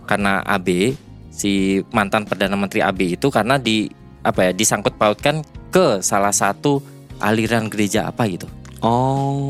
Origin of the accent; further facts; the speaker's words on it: Indonesia; now in Japan; Orang Indonesia